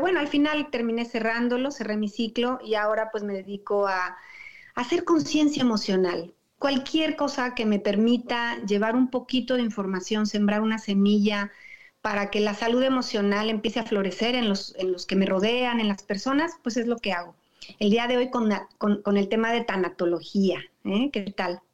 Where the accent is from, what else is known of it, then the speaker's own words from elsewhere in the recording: Toluca, State of Mexico, Mexico; moved away; also born or lived in Metepec; yo nací en Toluca, Estado de México, y muchos años viví en Metepec